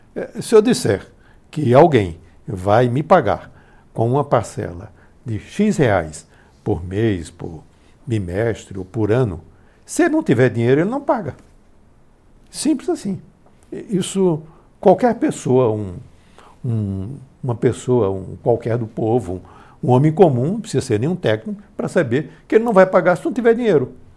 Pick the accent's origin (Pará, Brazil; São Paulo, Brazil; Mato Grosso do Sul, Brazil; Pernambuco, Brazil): Pernambuco, Brazil; moved away; minha terra de Pernambuco